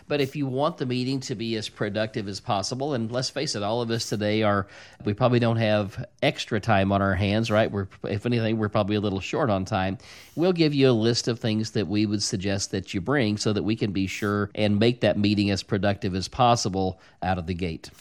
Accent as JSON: {"language": "English", "town": "Bradleyville", "region": "Missouri", "country": "United States", "tie": "born or raised there", "said": "I grew up in Bradleyville, Missouri"}